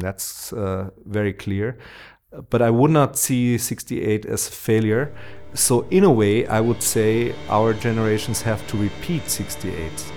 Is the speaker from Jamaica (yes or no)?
no; Austria; also born or lived in Vienna; I was uh, growing up in the Austrian province